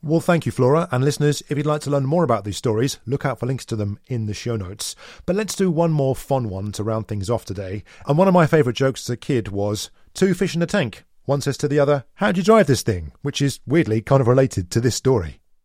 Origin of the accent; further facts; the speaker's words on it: Canada; speaking as a Canadian